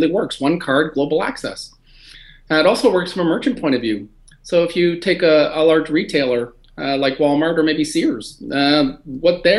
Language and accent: English; Canada; as a Canadian